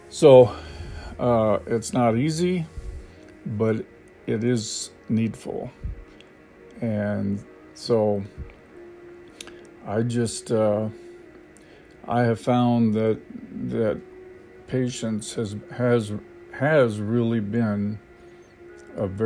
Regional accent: United States; now in Thailand; I have gotten much, much more patient than I used to be when I first got here because I came from America where everything is fast and time is money

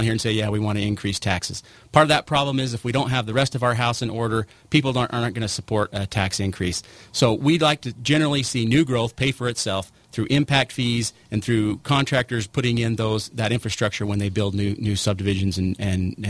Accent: St. George, Utah, United States; I grew up here in St. George. I also moved away to find my fortune and came back

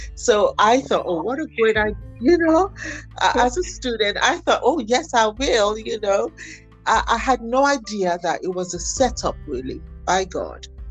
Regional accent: Nigeria; also born or lived in Islington, London, United Kingdom; My family moved back to Nigeria in 1975. So I did most of my education, actually, all of my education I did in Nigeria.

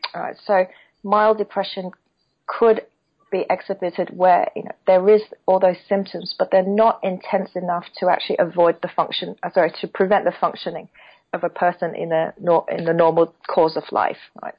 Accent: Hong Kong; now in Beijing, China; I am originally from Hong Kong as well

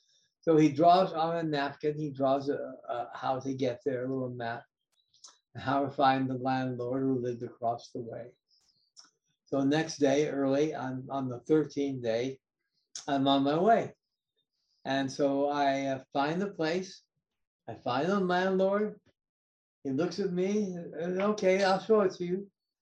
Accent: Los Angeles, California, United States; moved away as an adult; also born or lived in Italy / New York City / Hawaii; I was raised in Los Angeles, went to UCLA. Then I lived in Italy for a while. Then I came back to New York City, lived in New York for a while, for 5 years.

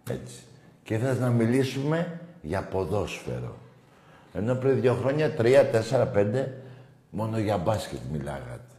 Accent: Rhodes, South Aegean, Greece; Είμαι ο Παναθηναϊκός από τη Ρόδο και να μιλήσουμε για φέτος.

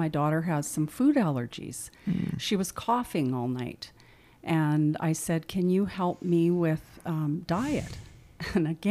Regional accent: Saskatchewan, Canada; moved away as an adult; now in Medicine Hat, Canada; I was raised in Saskatchewan, and I moved to Medicine Hat 28

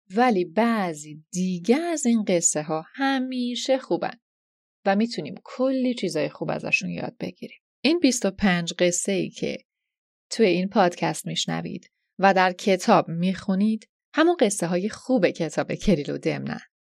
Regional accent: Iran; moved away as an adult; چند سالی هست که به دور از خاکی که درش به دنیا اومدم زندگی میکنم

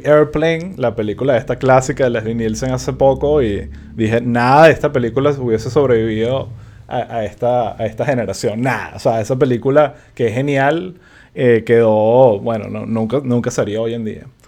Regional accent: Venezuela

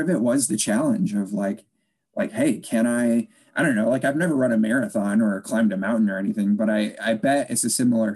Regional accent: Chicago, Illinois, United States; also born or lived in Des Moines, Iowa; I grew up just outside Chicago, Illinois

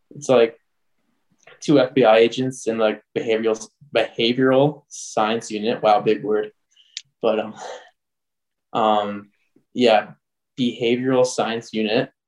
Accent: Canada; I'm from Canada

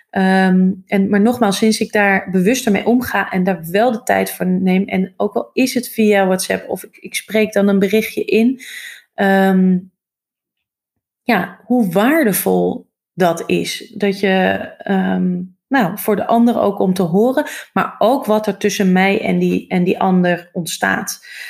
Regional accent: Hoorn, North Holland, Netherlands; moved away as an adult; also born or lived in Amsterdam; ik ben opgegroeid in Horen, Noord-Holland

